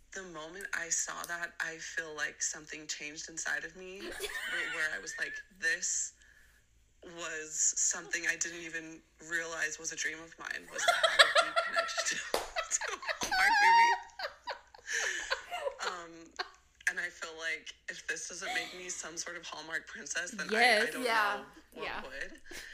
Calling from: Utah, United States; I'm calling from Utah.

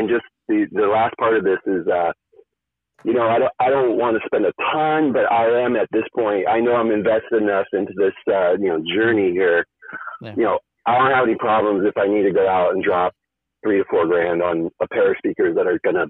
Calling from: California, United States; I'm in Orange County, California.

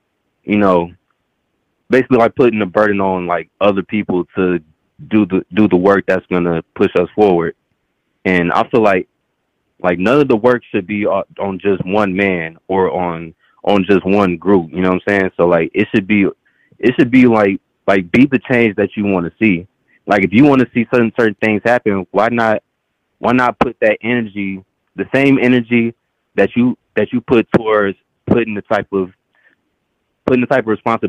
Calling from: Dallas, Texas, United States; I'm calling from Dallas, Texas.

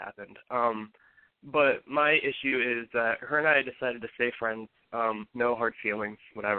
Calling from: Ohio, United States; from Ohio. I'll be 26 on Sunday.

